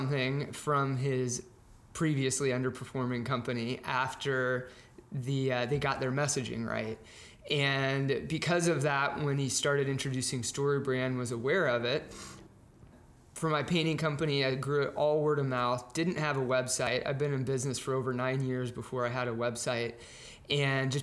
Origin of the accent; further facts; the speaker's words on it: Dallas, Texas, United States; moved away as an adult; now in North Carolina, United States; I'm from Dallas, Texas, born and raised Texan